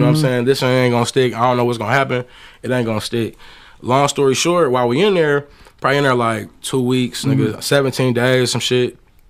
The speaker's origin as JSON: {"language": "English", "town": "Southfield", "region": "Michigan", "country": "United States", "tie": "born or raised there", "said": "And man, like I said, I grew up in Southfield, bro."}